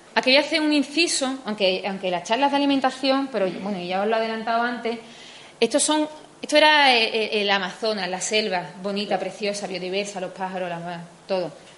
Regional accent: Spain

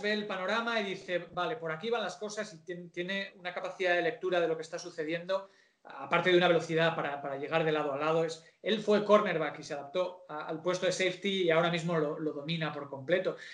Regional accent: San Sebastián, Basque Country, Spain; soy de una ciudad pequeña, en San Sebastián es como somos de la Real por, genes

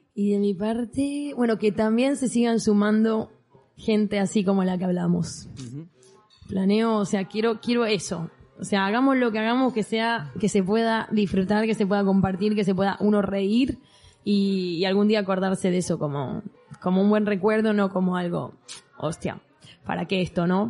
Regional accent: Argentina; now in Mallorca, Spain; creciendo en Argentina

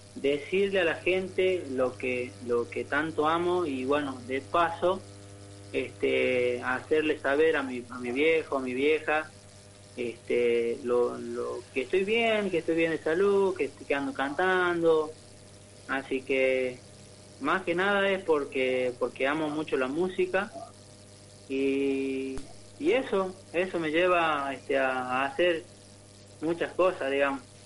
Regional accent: Tartagal, Salta, Argentina; moved away as an adult; now in San Miguel, Argentina; yo soy de Tartagal, este, de Tierra del Calor, ¿no? También eh, somos del, de ahí del, norte, criado.

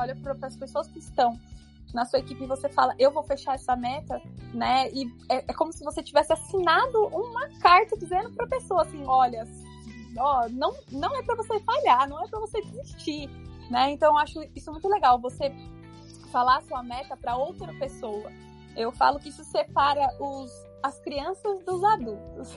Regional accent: São Paulo, Brazil; Então eu já moro aqui desde que eu nasci, nasci aqui em São Paulo mesmo

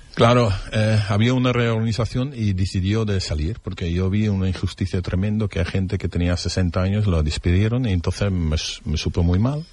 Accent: Netherlands; Spanish is a second language; now in Spain; en mi país

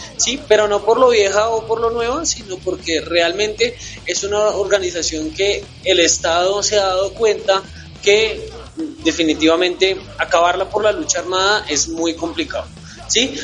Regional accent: Colombia; nuestro país

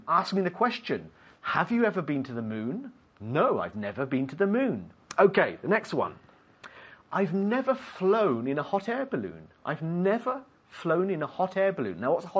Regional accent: United Kingdom; I'm British, so we'll say lorry.

